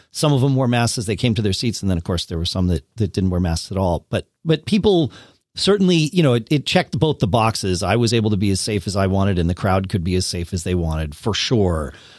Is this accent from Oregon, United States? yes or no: no; Connecticut, United States; moved away as an adult; also born or lived in Austin, Texas; I grew up in Connecticut, then we moved down to Austin, then we moved back to Connecticut